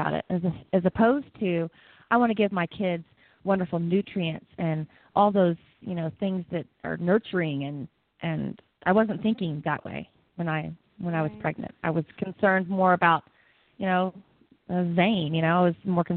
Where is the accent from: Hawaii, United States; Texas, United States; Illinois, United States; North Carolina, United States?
Texas, United States; moved away as an adult; also born or lived in Costa Rica; now in Colorado, United States; growing up in Texas and great family and friends